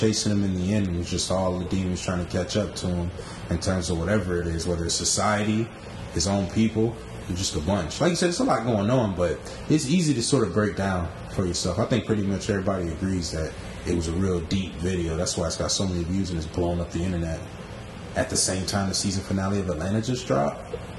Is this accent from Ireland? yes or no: no; Philippines; I'm from the Philippines, y'all.